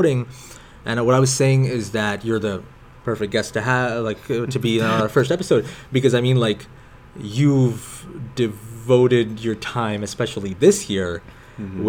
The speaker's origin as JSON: {"language": "English", "town": "Wells", "region": "Maine", "country": "United States", "tie": "born or raised there", "also_born_or_lived": "New York City", "moved": "yes", "said": "I remember I was born in New York City, but I lived in Maine, and I think that was most of my childhood."}